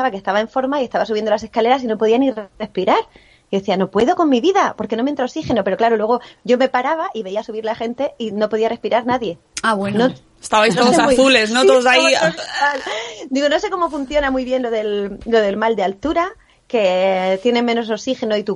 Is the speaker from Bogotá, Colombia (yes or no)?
no; Cali, Valle del Cauca, Colombia; Sí, claro, pero soy de Cali.